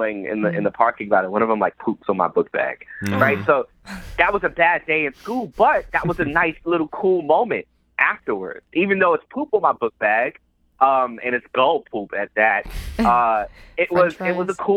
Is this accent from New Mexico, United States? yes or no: no; New York City, New York, United States; I grew up in the South Bronx, one of the poorest congressional district in the country.